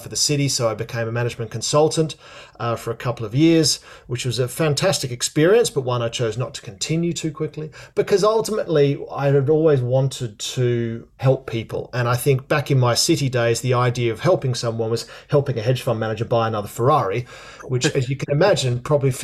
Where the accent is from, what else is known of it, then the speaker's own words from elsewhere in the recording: Australia; moved away as an adult; also born or lived in London, United Kingdom; now in United Kingdom; I'm Australian originally, John. I moved over here in 2000